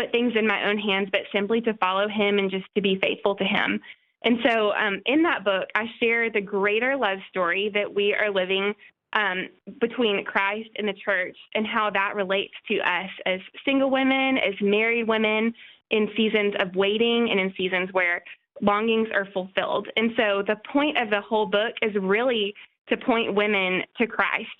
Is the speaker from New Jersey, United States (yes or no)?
no; El Paso, Texas, United States; moved away; also born or lived in Nashville, Tennessee / Knoxville, Tennessee; I'm from El Paso, Texas, originally.